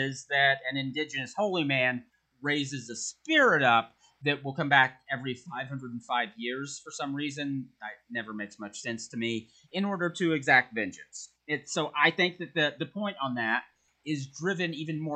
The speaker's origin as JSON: {"language": "English", "country": "United States", "said": "As an American"}